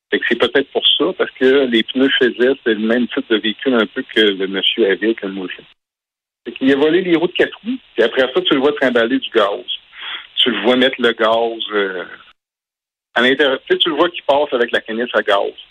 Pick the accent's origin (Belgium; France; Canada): Canada; Murdochville, Quebec; Nous, on est natifs de Murdochville en Gaspésie